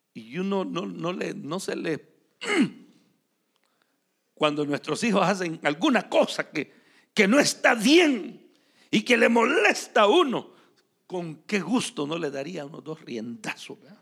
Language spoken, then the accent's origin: Spanish; San Miguel, El Salvador; moved away; also born or lived in Morazán, El Salvador / Atlanta, Georgia, United States; yo crecí en San Miguel. Pero yo no nací ahí.